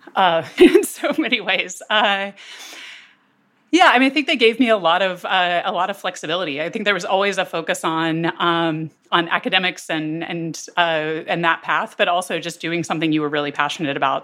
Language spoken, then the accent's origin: English; Durham, North Carolina, United States; I grew up basically on the, the border of Durham and Chapel Hill